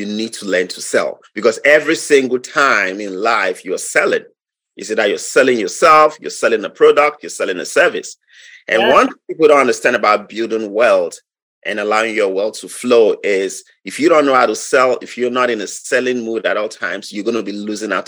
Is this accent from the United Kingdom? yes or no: no; Nigeria; moved away as an adult; now in Wisconsin, United States; I'm from Nigeria. I'm from Nigeria. I was born 46 years ago.